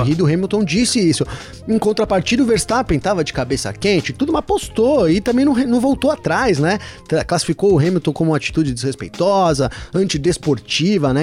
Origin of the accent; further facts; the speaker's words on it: São Bernardo do Campo, São Paulo, Brazil; Eu sou do ABC, cara. Eu sou de São Bernardo